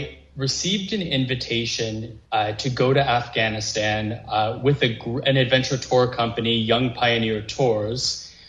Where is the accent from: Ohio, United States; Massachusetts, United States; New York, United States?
Massachusetts, United States; Boston; moved away as an adult; now in Canada; I have been an expat for most of my adult life, and I moved to Canada 2.5 years ago, but I'm originally from the Boston area.